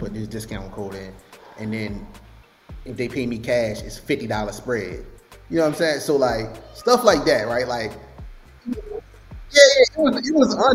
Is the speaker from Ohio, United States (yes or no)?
no; Baltimore, Maryland, United States; I'm from Baltimore, so I'm a young guy. To be completely transparent, bro, the side of the city that I'm from, we like to get money